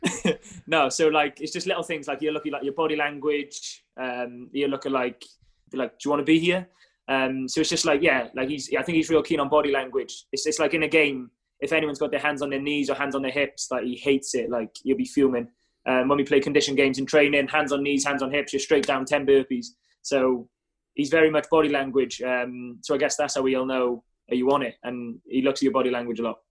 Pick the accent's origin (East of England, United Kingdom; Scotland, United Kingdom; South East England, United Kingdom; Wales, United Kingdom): Wales, United Kingdom; Cardiff; moved away as an adult; now in Bristol, United Kingdom; I'm obviously Cardiff-born, Cardiff-bred